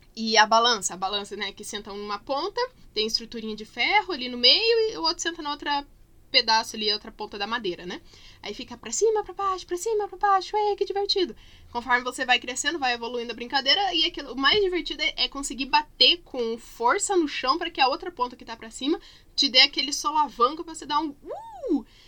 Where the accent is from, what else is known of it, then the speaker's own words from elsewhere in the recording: Curitiba, Paraná, Brazil; quando eu era criança pequena, lá em Barbacena, na verdade aqui em Curitiba mesmo, uh, a gente morava no mesmo terreno que meus avós